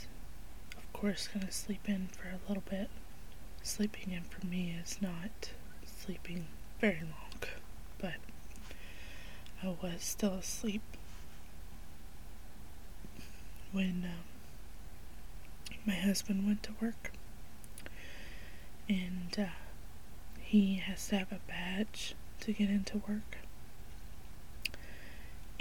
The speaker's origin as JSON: {"language": "English", "region": "the South", "country": "United States", "tie": "born or raised there", "said": "I grew up in the South"}